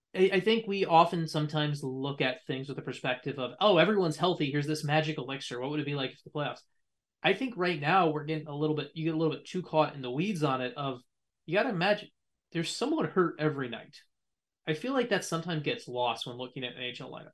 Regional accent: United States; as an American

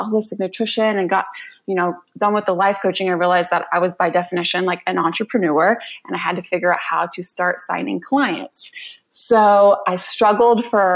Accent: Raleigh, North Carolina, United States; I grew up in Raleigh, North Carolina

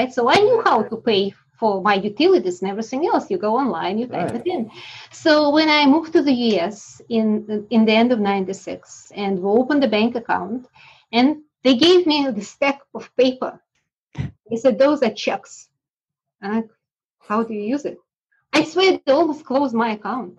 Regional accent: Russia; moved away; I was born in Russia during this gun with the wind times when my whole class ended up in 6-7 different countries.

